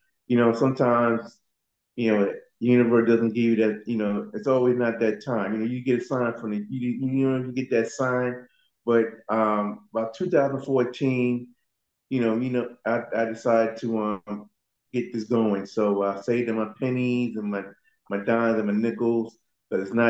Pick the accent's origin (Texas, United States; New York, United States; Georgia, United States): New York, United States; I'm originally from New York.